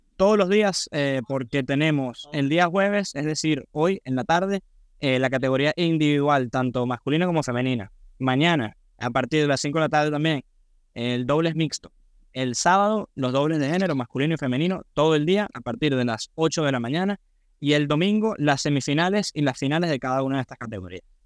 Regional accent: Venezuela; yo soy venezolano

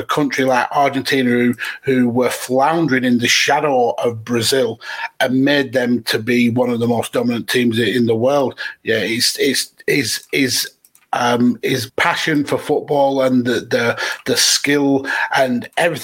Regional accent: England, United Kingdom; being English

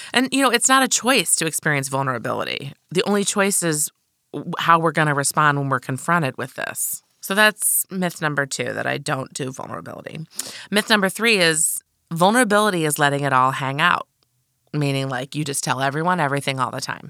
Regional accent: Midwest, United States; I was raised in the Midwest

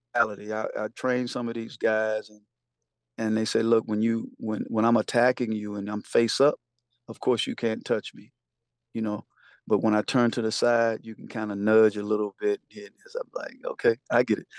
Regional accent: the South, United States; growing up in the South

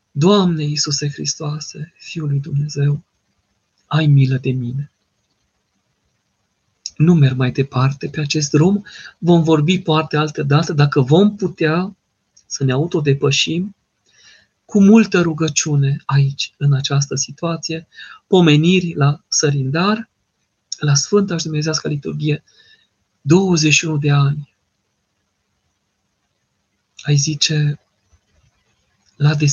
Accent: Târgu Mureș, Mureș County, Romania; sunt, în târgul, sunt din Târgu Mureș.

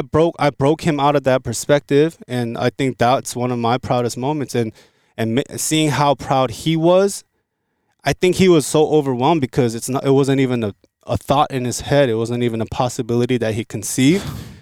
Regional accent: South Korea; born there; But, yo, I was born in Korea, and there's a lot of things that I can contribute to the Korean market.

